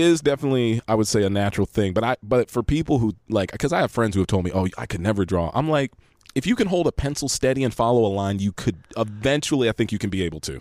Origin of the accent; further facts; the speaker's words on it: Los Angeles, California, United States; I'm actually from here